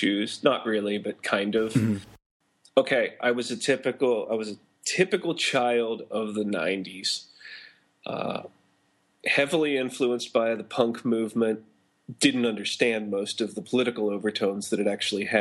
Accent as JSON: {"language": "English", "town": "Pittsburgh", "region": "Pennsylvania", "country": "United States", "tie": "born or raised there", "also_born_or_lived": "Illinois", "moved": "as an adult", "said": "I was born and raised in Pittsburgh, Pennsylvania"}